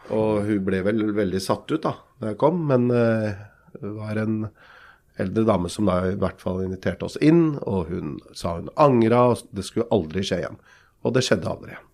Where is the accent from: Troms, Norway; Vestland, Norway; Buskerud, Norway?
Buskerud, Norway; Lier; Jeg er jo fra Lie like ved Drammen.